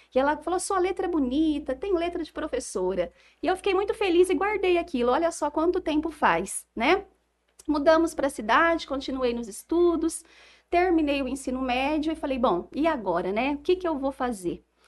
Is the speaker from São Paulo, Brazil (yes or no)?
yes; Jales, São Paulo, Brazil; aqui em Jales ainda, que é a cidade né, da minha família, a cidade onde eu cresci